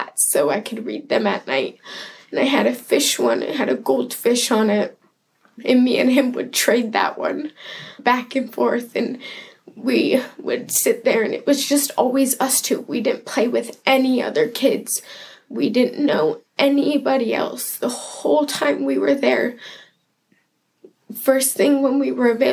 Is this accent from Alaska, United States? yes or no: yes; Anchorage, Alaska, United States; I was born and raised in Anchorage.